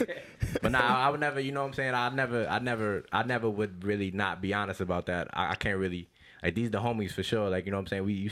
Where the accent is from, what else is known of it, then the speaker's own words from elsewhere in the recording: Yonkers, New York, United States; also born or lived in Queens, New York; I was in, like, kindergarten when I moved. Like, I started first grade here. So, my whole life was basically in Yonkers